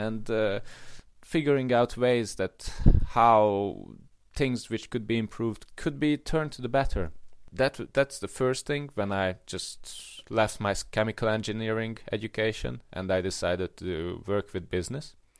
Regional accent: Hungary; I grew up in Hungary and I grew up in a middle class family

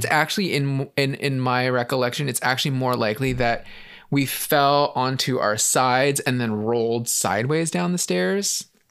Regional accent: San Francisco, California, United States; growing up in San Francisco, um, we had a, we lived in, like, a flat in San Francisco

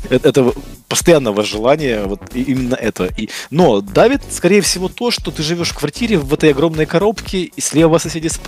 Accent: Kyiv Oblast, Ukraine; born there; родился под Киевом, и я мечтал, что вот я там приеду в Киев, буду жить в большом городе

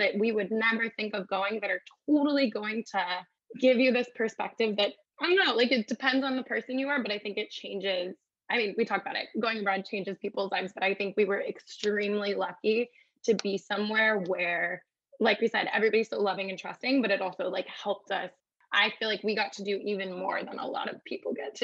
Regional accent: San Jose, California, United States; I'm from San Jose, so I'm also a Bay Area kid

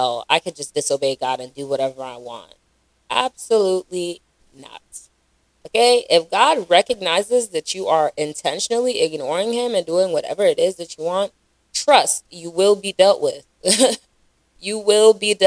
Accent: Raleigh, North Carolina, United States; also born or lived in Charlotte; Growing up in Raleigh, I didn't really go out or spend a lot of time in the Nigerian scene

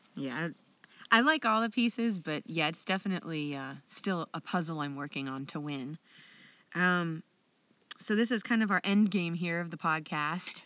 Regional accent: Ohio, United States; I'm from Ohio.

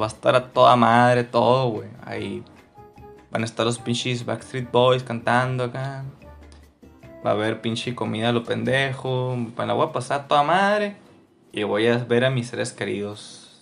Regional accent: Mexico; nací en México, güey, familia católica y todo este pedo.

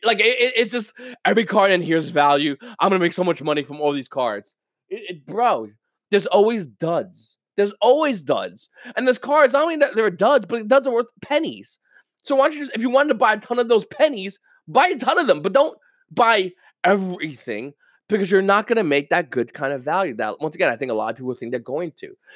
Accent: United States

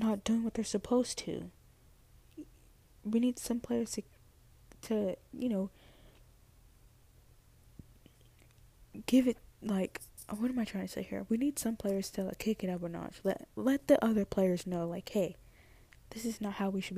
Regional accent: United States; accent: American; my little American accent.

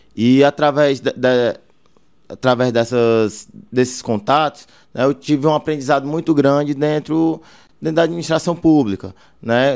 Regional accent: Fortaleza, Ceará, Brazil; now in Baturité, Brazil; nasci em Fortaleza, mas minha família toda é de Baturité, meus pais são de Baturité, é, hoje eu moro nas Areias

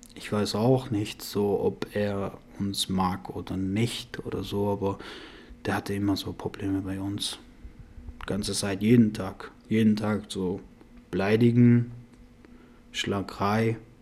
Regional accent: Iran; German is a second language; also born or lived in Afghanistan; now in Germany; Wir waren im Iran, wir sind so im Iran aufgewachsen und dann, aber unsere Eltern waren so afghanische Leute

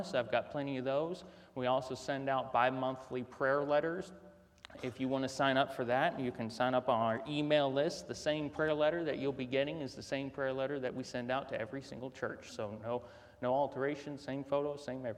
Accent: North Carolina, United States; moved away; I'm from North Carolina originally

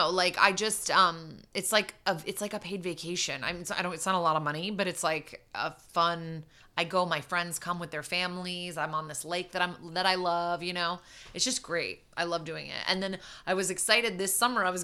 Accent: New York, United States; born or raised there; moved away

